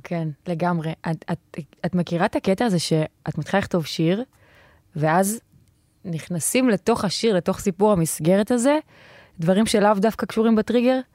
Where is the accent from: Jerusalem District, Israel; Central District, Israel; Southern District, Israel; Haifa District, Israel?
Southern District, Israel; Ashdod; אני מגיעה מאשדוד